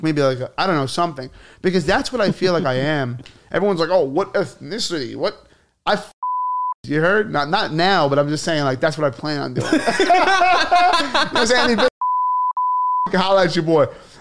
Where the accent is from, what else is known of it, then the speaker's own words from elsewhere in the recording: New York City, New York, United States; also born or lived in Staten Island; I lived in Bay Ridge growing up